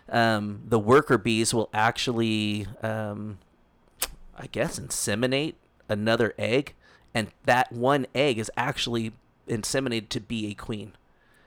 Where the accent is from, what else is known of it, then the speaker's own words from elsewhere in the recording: Southern Orange County, California, United States; now in Utah, United States; originally, I'm from Southern Orange County, California.